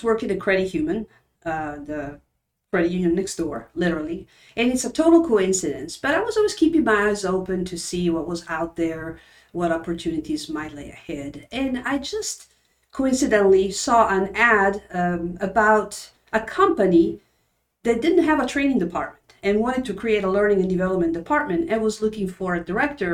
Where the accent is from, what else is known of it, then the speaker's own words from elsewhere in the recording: Turin, Piedmont, Italy; moved away; I was born and raised in Turin, Italy, in the northwestern corner, close to the French border.